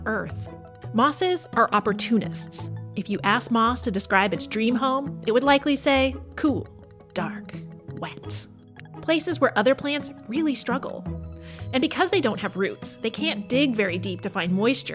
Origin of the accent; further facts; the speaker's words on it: Pacific Northwest, United States; I grew up in the Pacific Northwest, a very mossy place